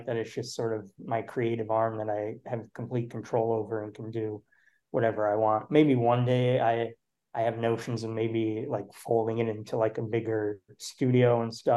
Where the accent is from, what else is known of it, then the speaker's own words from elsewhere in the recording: Wauconda, Illinois, United States; now in Chicago, United States; I grew up in the Chicagoland area, like out past like the northwest suburbs in a town called Wakanda